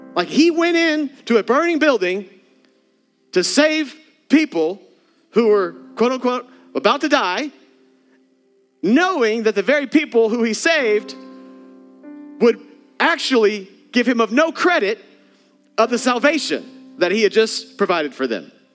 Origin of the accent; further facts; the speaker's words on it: Texas, United States; moved away; I'm from Texas